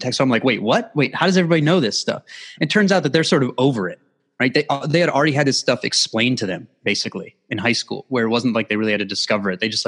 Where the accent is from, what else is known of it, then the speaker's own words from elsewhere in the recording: Midwest, United States; I grew up in the Midwest